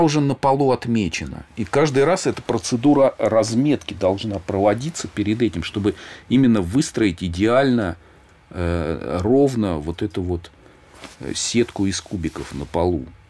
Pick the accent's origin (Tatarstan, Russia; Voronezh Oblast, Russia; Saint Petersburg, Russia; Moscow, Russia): Moscow, Russia; где я родился, вот в Щукино